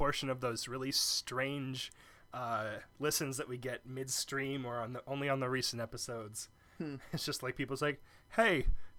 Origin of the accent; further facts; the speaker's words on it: Canada; I'm actually Canadian, and that stereotype is in general pretty toxic.